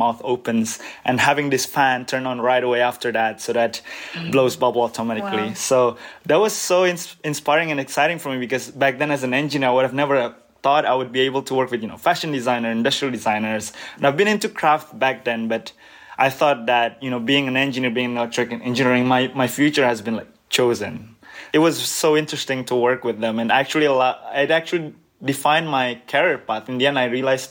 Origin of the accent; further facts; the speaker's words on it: Birmingham, West Midlands, United Kingdom; moved away as an adult; also born or lived in Southampton; now in Cambridge, United States; I was actually born in the UK. I was born in Birmingham